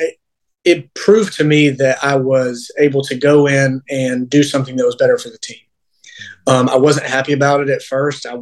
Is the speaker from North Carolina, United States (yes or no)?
yes; Mocksville, North Carolina, United States; growing up in Mocksville